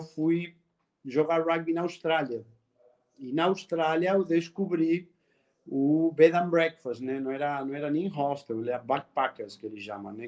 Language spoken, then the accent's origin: Portuguese; Argentina; Portuguese is a second language; moved away as an adult; now in Brazil; esse sotaque que você que você sente aí não é que sou baiano, sou argentino.